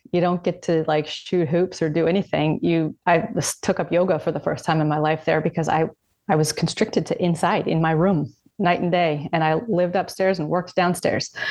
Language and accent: English; Columbia River Gorge, Washington, United States; moved away as an adult; I grew up in Washington State in the Columbia River Gorge.